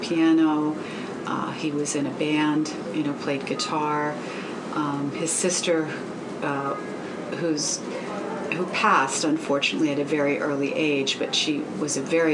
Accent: McMechen, West Virginia, United States; I was born and raised in West Virginia in a very small town called McMeekin.

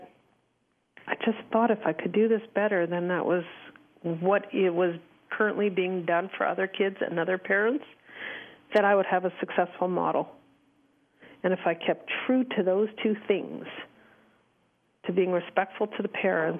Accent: Montreal, Quebec, Canada; moved away as an adult; now in Calgary, Canada; So I currently live in Calgary, Alberta, Canada. I've been here since I was in my early 20s. We're originally from Montreal. I grew up in a typical family

